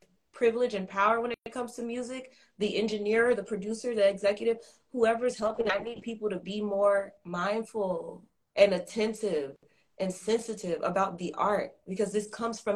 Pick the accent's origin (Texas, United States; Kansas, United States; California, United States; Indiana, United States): California, United States; Los Angeles; I'm from Los Angeles. I'm on the West Coast